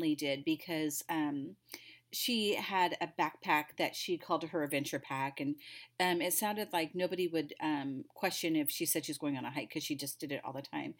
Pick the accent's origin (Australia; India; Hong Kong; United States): United States; Oregon; we're from Oregon